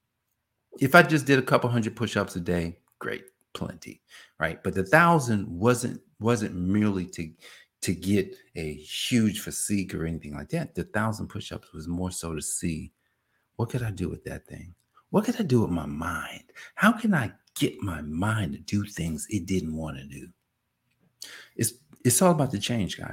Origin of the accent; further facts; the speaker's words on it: New Jersey, United States; I'm from Jersey